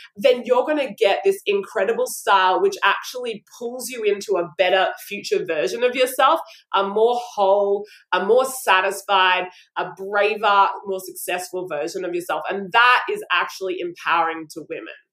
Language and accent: English; Brisbane, Queensland, Australia; I'm from Brisbane, Australia